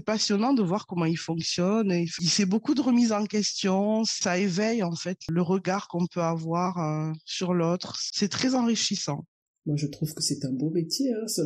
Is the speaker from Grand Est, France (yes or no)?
no; Toulouse, Occitania, France; Je suis née et j'ai grandi à Toulouse, dans le sud de la France.